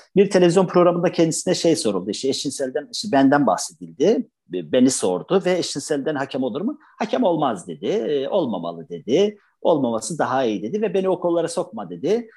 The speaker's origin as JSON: {"language": "Turkish", "region": "Trabzon", "country": "Turkey"}